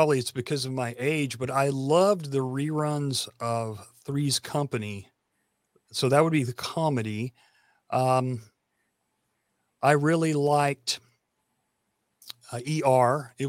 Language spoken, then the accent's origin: English; Tennessee, United States; I am from Tennessee and we're famous for being the country music capital.